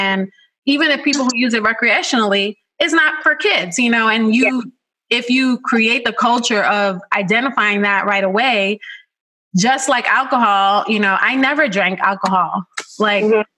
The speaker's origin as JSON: {"language": "English", "town": "New York City", "region": "New York", "country": "United States", "tie": "born or raised there", "said": "And I grew up in the Bronx"}